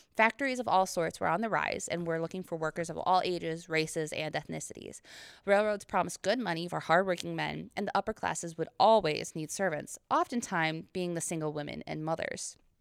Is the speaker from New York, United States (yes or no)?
yes; Pompey, New York, United States; my hometown in Pompey, New York